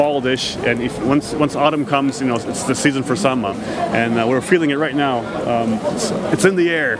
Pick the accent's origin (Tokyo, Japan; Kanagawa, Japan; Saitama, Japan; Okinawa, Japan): Tokyo, Japan; I grew up in Tokyo